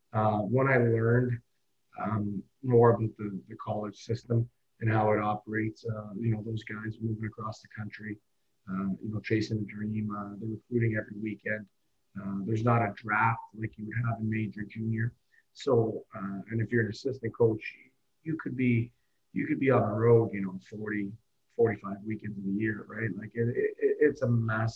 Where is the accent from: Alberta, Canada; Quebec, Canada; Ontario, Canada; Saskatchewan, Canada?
Ontario, Canada; Oakville; I grew up in Oakville